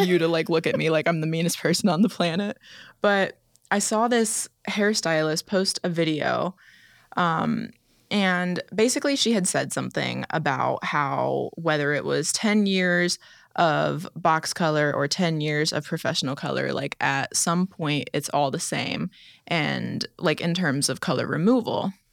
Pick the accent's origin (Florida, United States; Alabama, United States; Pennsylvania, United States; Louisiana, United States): Florida, United States; I grew up in Florida